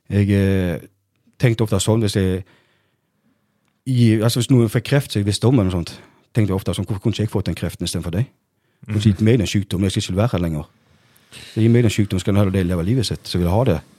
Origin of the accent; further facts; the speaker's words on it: Norway; jeg vokste opp på Bleikmø